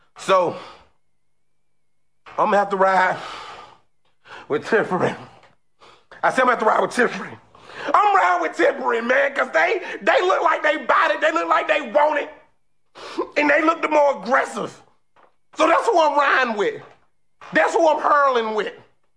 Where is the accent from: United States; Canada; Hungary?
United States